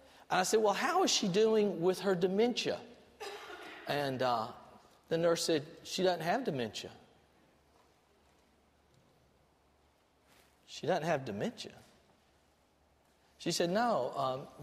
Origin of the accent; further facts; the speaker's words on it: Albany, Georgia, United States; I grew up in Albany, Georgia, watching Paul Dean lead the music